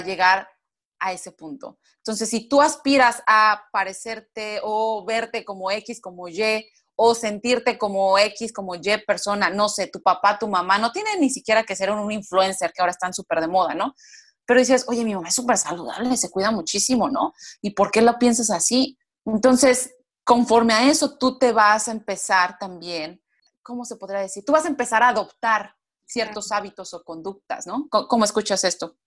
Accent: Mexico; moved away as an adult; also born or lived in United States / Brazil; yo soy mexicana, pero en dos diferentes países, Estados Unidos y Brasil

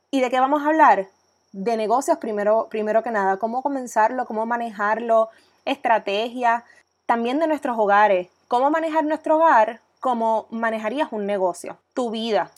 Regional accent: Coamo, Puerto Rico; also born or lived in Ponce, Puerto Rico / Boston, United States; soy oriunda de Coamo, Puerto Rico. Estudié mis años escolares en Caribbean School en Ponce

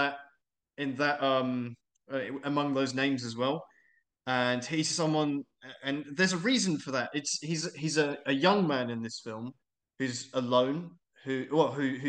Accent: England, United Kingdom; moved away as an adult; I'm English, but I'm an expat

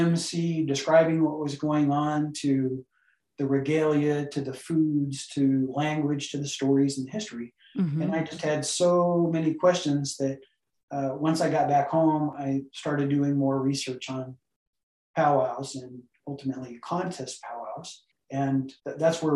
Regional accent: Southern California, United States; moved away as an adult; also born or lived in Navajo Reservation; I grew up in Southern California

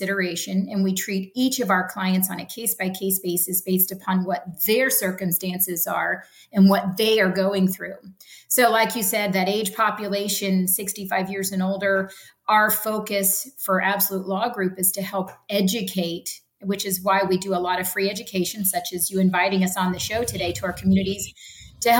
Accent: Ocala, Florida, United States; I'm true Floridian, right? I was born and raised in Ocala, Florida

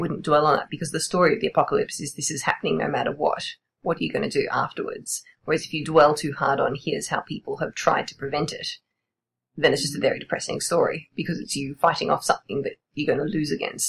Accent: Australia; The house that I grew up in, mostly in my city, backed onto a nature reserve, which is a very dry Australian bush kind of nature reserve.

